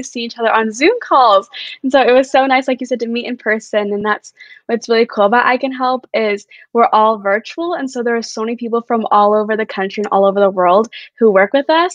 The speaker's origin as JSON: {"language": "English", "town": "Brentwood", "region": "California", "country": "United States", "tie": "born or raised there", "moved": "yes", "lives_now": "Arizona, United States", "said": "Brentwood, which is where I grew up in the Bay Area in California"}